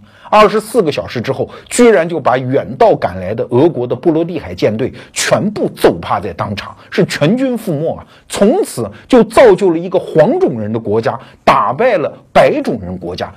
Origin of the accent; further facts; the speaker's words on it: China; 那作为我们中国人嘛，经常会有这样的一个误区。